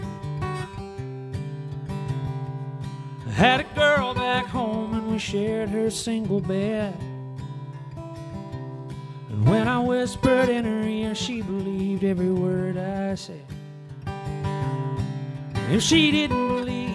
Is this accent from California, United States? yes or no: no; Alabama, United States; where I grew up in Alabama